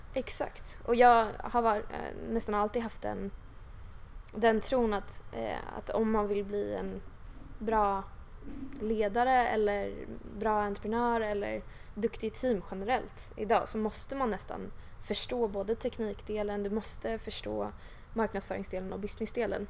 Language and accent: Swedish; Huddinge, Stockholm County, Sweden; jag har vuxit upp här i Stockholm och liksom i Huddinge då utanför Stockholm